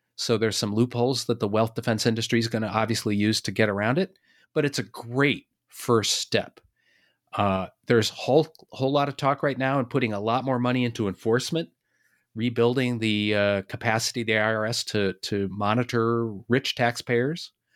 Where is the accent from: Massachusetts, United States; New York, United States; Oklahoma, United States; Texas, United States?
Massachusetts, United States; Boston; I'm from Boston